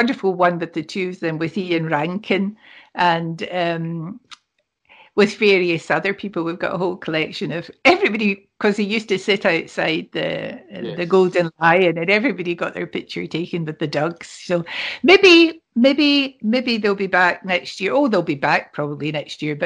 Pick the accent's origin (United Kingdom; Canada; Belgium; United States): United Kingdom; Scotland; We're Scottish